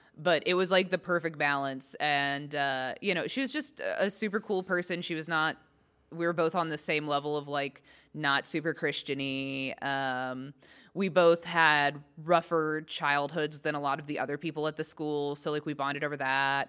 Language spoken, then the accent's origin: English; Texas, United States; accent: southern; moved away as an adult; also born or lived in Arkansas; now in Los Angeles, United States; I didn't grow up in Arkansas. I grew up in Texas